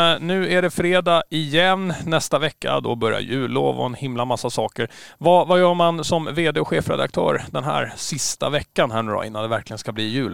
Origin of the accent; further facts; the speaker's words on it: Stockholm, Stockholm County, Sweden; now in Åland, Finland; jag är ju från Stockholm